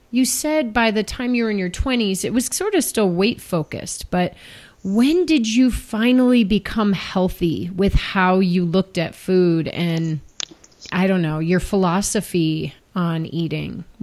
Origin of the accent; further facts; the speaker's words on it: Northwest New Mexico, United States; moved away as an adult; also born or lived in Pennsylvania; I grew up in New Mexico.